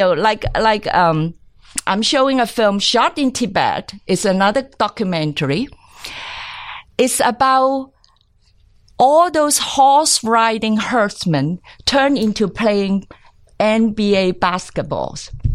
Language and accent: English; Hong Kong; I grew up in Hong Kong